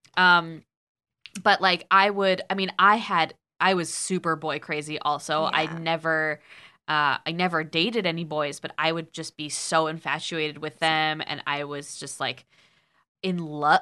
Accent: Guilford, Connecticut, United States; born or raised there

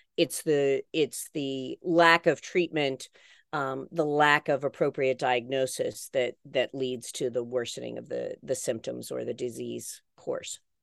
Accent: West Virginia, United States; where I grew up in West Virginia, we sent canaries into the coal mine

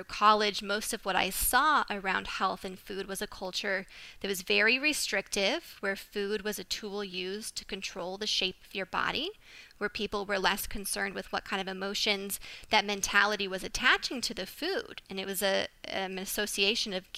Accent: Phoenix, Arizona, United States; now in Austin, United States; I'm originally from Phoenix, but now I'm living in Austin, Texas

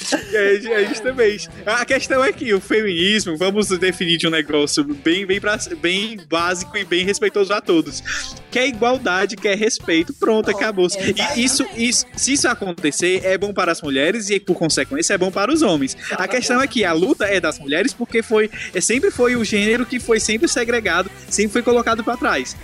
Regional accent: Ceará, Brazil; perder o sotaque, daqui do Ceará

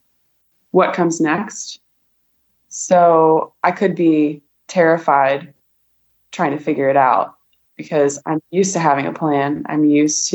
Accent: Columbus, Ohio, United States; moved away as an adult; also born or lived in Colorado / Texas / South Korea / Boise, Idaho; I grew up in Columbus, Ohio, born and raised

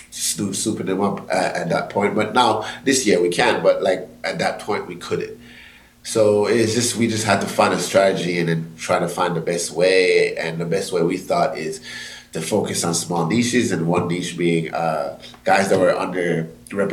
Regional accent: Jamaica; I'm Jamaican

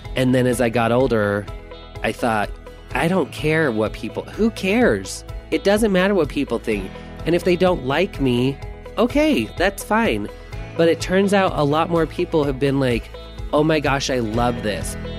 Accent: Taylorsville, United States; We grew up in Taylorsville

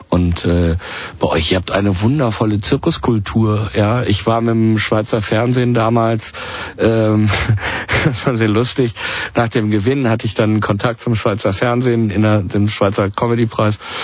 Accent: Germany; bei uns in Deutschland

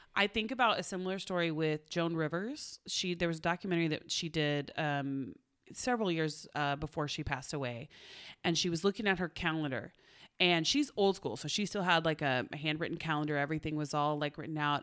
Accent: Oklahoma, United States; now in Los Angeles, United States; I'm from Oklahoma

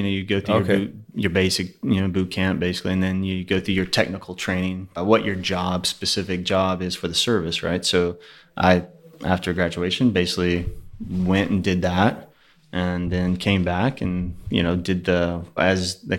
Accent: Houston, Texas, United States; also born or lived in Pearland, Texas / Sugar Land, Texas; Born and raised in Houston, actually.

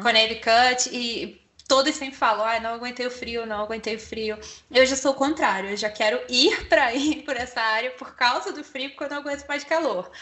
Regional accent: Brazil; a gente, como brasileiro

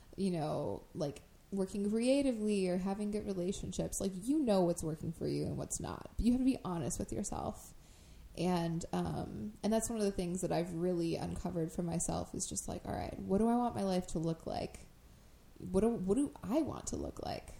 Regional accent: Crystal Lake, Illinois, United States; the town that I grew up in in Crystal Lake

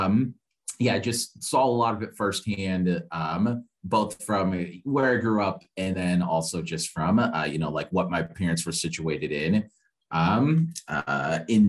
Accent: Kansas City, Missouri, United States; I'm from Kansas City, Missouri, originally.

